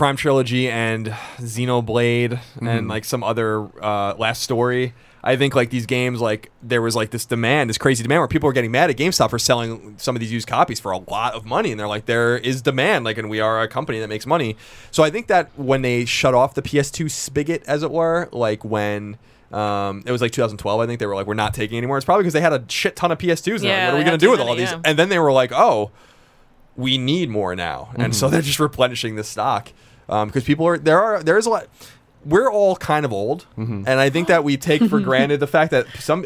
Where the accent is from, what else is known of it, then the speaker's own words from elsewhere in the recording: Long Island, New York, United States; I'm from Long Island